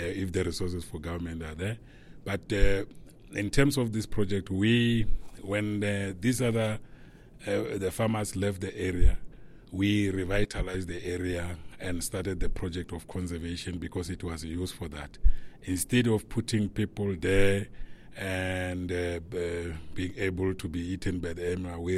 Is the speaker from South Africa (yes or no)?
yes; Limpopo, South Africa; I'm from South Africa in a province called Limpopo, in the community called Balepi